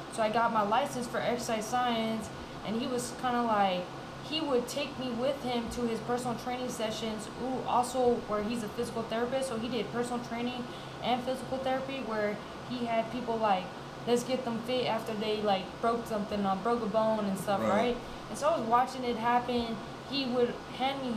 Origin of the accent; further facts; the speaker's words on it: Fresno, California, United States; moved away; I'm from Fresno. I just moved back